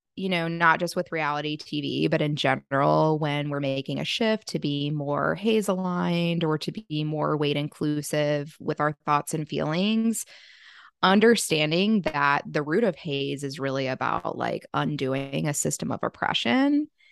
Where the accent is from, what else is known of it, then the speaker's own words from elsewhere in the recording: Virginia, United States; now in Charlotte, United States; I live in Charlotte, which Charlotte is a major city, but I went home to my hometown, which is in Virginia